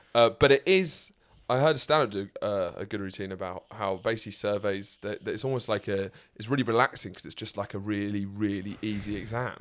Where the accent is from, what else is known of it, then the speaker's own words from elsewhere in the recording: Lewes, South East England, United Kingdom; my hometown of Lewes